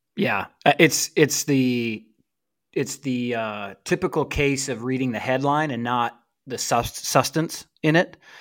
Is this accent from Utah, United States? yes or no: yes; St. George, Utah, United States; moved away; I am in Saint George, Utah, actually, bro. I'm, uh, currently recording from the basement of my childhood home